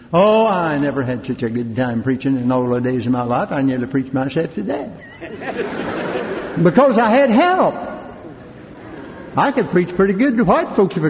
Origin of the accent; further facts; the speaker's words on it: Greensboro, North Carolina, United States; moved away; also born or lived in Newton, North Carolina; my hometown of Greensboro